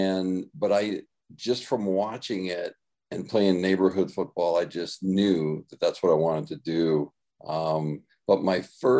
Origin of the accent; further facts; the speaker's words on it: Canada; I born and raised in Canada